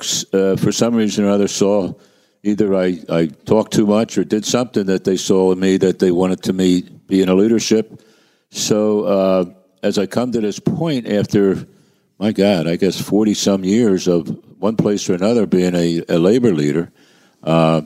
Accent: Philadelphia, Pennsylvania, United States; I come from Kensington

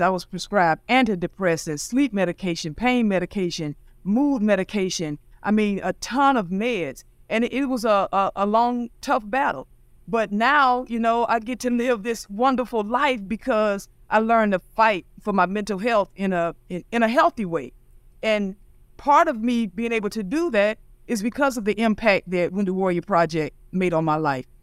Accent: St. Augustine, Florida, United States; I grew up in Saint Augustine, Florida

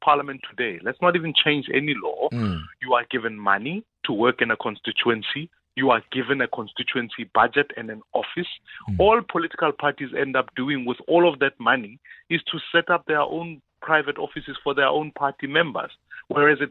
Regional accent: Johannesburg, Gauteng, South Africa; I'm from Dobsonville

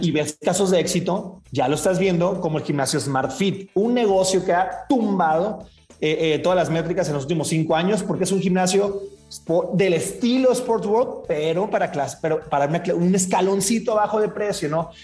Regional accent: Mazatlán, Sinaloa, Mexico; yo soy de Mazatlán

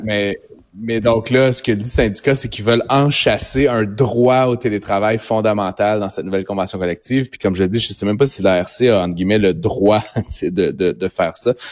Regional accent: Ottawa, Ontario, Canada; je suis originaire d'Ottawa

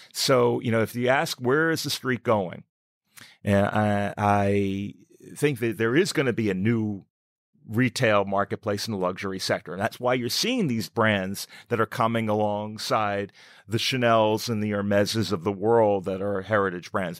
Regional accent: New York City, New York, United States; I grew up in Coney Island. Went to New York City Public Schools

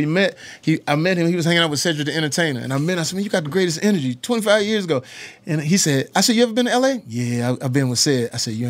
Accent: Texas, United States; I come from Texas. I come from the South.

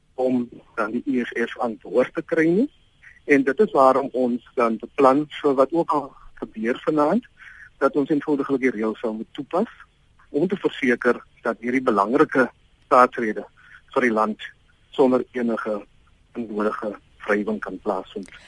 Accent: South Africa; ons is tog trots as Suid-Afrikaners

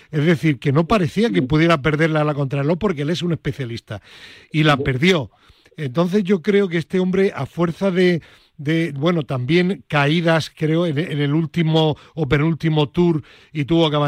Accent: Granada, Andalusia, Spain

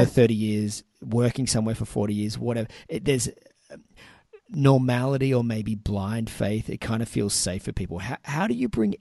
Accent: Sydney, New South Wales, Australia; moved away; I was originally from Sydney

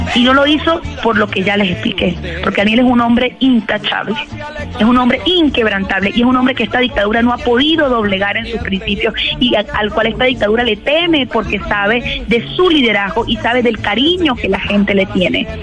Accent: Venezuela

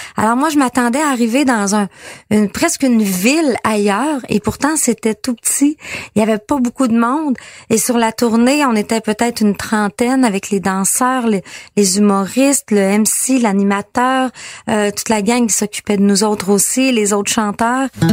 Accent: Quebec, Canada; chez nous au Lac-Saint-Jean

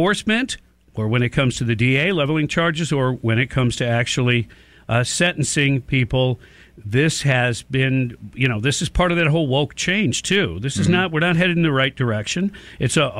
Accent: Detroit, Michigan, United States; I grew up in Detroit

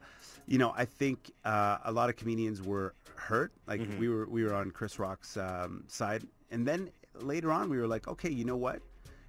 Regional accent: Canada; And obviously, I love my home country. I mean, Canadian tours for me, it's so much fun to go coast to coast and be able to see this country

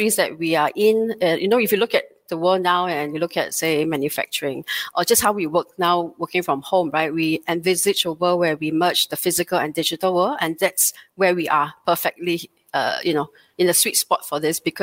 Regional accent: Singapore; a very proud born and bred Singaporean

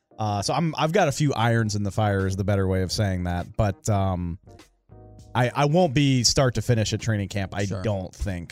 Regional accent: New Orleans, Louisiana, United States; I'm from New Orleans. There's no baseball team, so it's either it's Astros, Cubs, or Braves.

